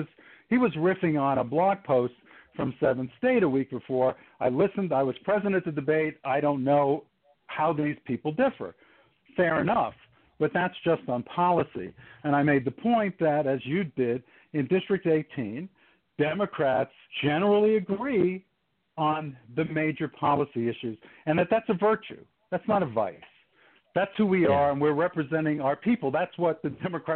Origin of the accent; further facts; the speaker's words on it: New York City, New York, United States; also born or lived in Manhattan / Bronx; now in Maryland, United States; my parents moved out to the countryside of Eastern Queens. So I was near the Nassau County line in Queens in a town called Bayside for the formative years of my life